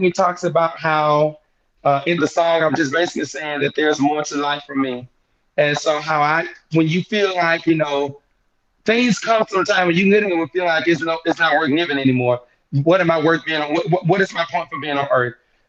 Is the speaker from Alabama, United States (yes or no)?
yes; Mobile, Alabama, United States; the Mobile, my hometown